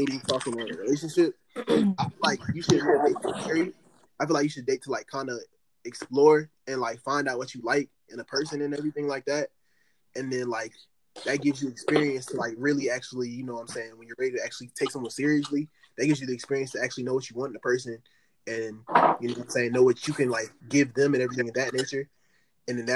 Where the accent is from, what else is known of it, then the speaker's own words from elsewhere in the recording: Atlanta, Georgia, United States; I'm from Atlanta, Georgia.